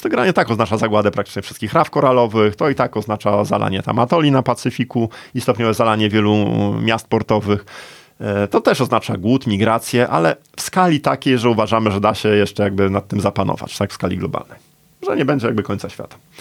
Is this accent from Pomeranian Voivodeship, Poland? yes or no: yes; Gdańsk, Pomeranian Voivodeship, Poland; Ja jestem z Gdańska. Moje rodzinne miasto